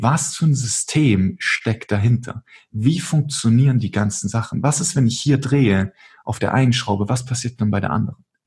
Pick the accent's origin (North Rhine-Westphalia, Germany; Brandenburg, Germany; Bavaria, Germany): Bavaria, Germany; Munich; ich komme aus München